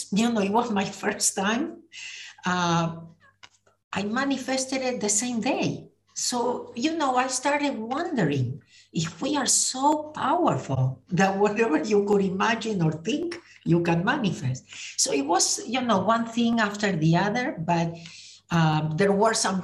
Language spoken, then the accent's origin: English; Argentina; moved away as an adult; now in United States; I was born in Argentina. I moved to the US in 1983